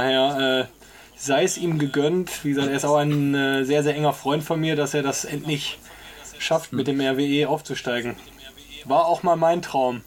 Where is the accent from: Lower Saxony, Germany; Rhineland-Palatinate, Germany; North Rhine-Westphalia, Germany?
North Rhine-Westphalia, Germany; Essen; ich bin ja äh, an der Hausbergestraße aufgewachsen, quasi wo, wo die alte Tusshalle ist